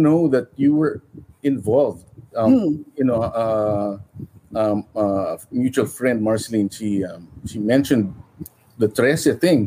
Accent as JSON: {"language": "English", "country": "Philippines", "moved": "yes", "lives_now": "United States", "said": "it's part of being a Filipino"}